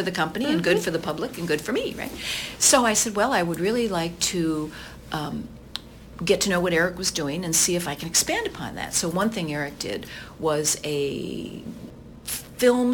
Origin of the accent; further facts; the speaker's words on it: Sarasota, Florida, United States; moved away as an adult; also born or lived in Las Vegas; now in Sarasota, United States; I am from Sarasota, Florida